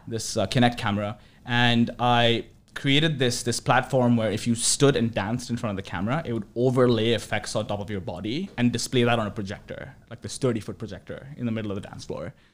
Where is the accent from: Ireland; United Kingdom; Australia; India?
India; New Delhi, Delhi; moved away as an adult; also born or lived in Urbana-Champaign, Illinois, United States; now in United States; I grew up in New Delhi, India